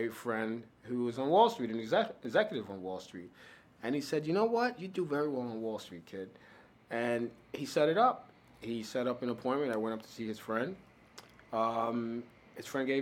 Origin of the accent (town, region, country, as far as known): New York City, New York, United States; born or raised there; also born or lived in Miami, Florida / Haiti